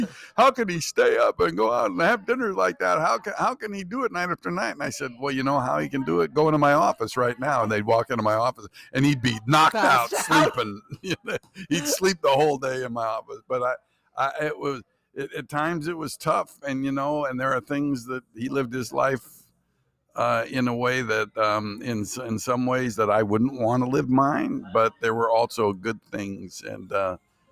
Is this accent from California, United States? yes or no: yes; Stockton, California, United States; now in Sacramento, United States; Sacramento now, but I grew up in Stockton